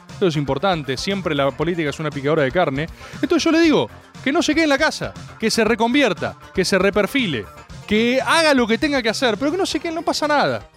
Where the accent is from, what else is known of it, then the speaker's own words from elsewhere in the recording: Buenos Aires, Argentina; accent: porteño; nací en Buenos Aires. Sí, soy porteño